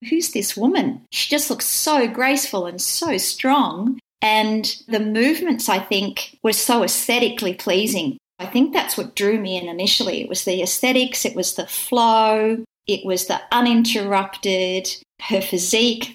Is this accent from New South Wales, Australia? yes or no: yes; Wagga Wagga, New South Wales, Australia; moved away as an adult; now in Melbourne, Australia; I grew up in Wagga, country town in New South Wales